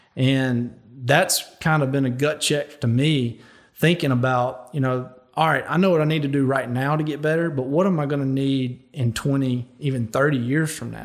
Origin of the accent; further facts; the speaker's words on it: Louisiana, United States; I chose to go play for my home state school, the L S U Tigers